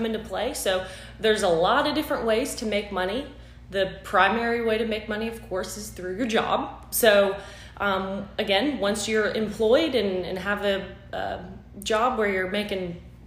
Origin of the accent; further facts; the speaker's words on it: Florida, United States; moved away as an adult; also born or lived in Pennsylvania / Boston, Massachusetts; now in Thomasville, United States; I'm actually born and raised in Florida